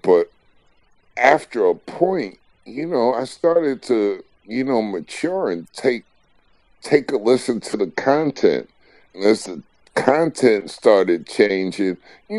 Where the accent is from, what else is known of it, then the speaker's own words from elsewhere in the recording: New York City, New York, United States; I'm from New York, Queens, man.